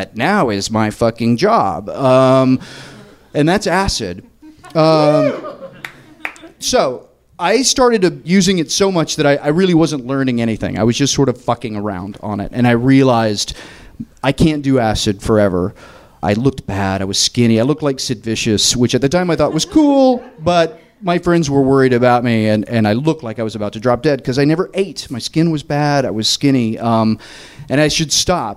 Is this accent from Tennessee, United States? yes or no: yes; Tennessee, United States; moved away as an adult; also born or lived in New York; I'm from Tennessee